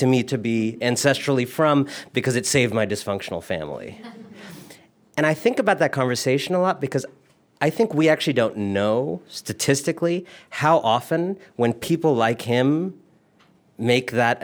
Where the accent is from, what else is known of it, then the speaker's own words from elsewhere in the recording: Cleveland, Ohio, United States; moved away as an adult; also born or lived in India; now in Brooklyn, United States; I born in Cleveland, but originally from India. My family is Indian